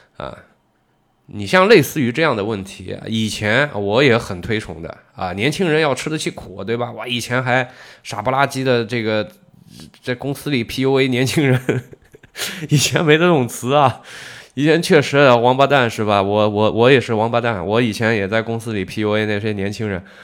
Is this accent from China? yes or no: yes; China; 我们中国人